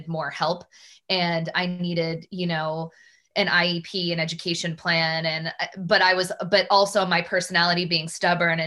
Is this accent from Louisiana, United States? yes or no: no; Newburyport, Massachusetts, United States; I grew up in Newburyport, Massachusetts